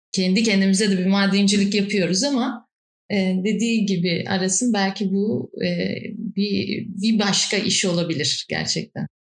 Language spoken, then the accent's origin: Turkish; Istanbul, Turkey; çocukluğumdan bugüne yaşadığım iki yer var Kadıköy'de. Göztepe ile Bostancı arasında